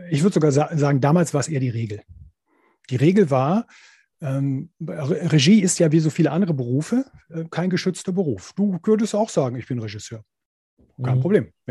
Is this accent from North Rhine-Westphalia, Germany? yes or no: yes; Wuppertal, North Rhine-Westphalia, Germany; born there; also born or lived in Cologne; bin dann nach Köln gegangen, also von Wuppertal aus, da wo ich geboren bin, bin dann nach Köln gegangen